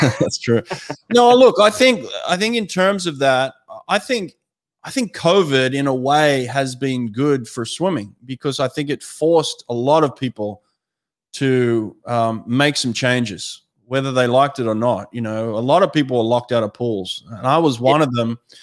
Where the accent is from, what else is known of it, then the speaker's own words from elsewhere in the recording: Sydney, New South Wales, Australia; moved away; also born or lived in United States; I grew up in Maroubra